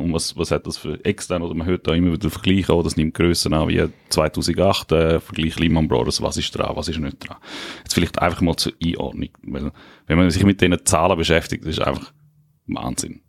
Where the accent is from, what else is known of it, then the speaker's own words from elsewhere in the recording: Liechtenstein; Ich komme aus dem Fürstentum Liechtenstein